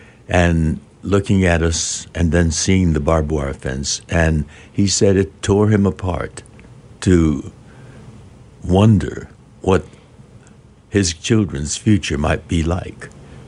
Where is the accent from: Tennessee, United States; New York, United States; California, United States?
California, United States; It was an exotic land, Arkansas. We're from Southern California.